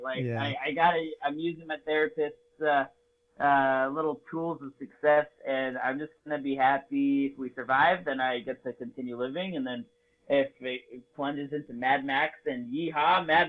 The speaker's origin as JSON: {"language": "English", "country": "Spain", "tie": "born there", "said": "when I tell people I was born in Spain, I have 2 parents that speak Spanish."}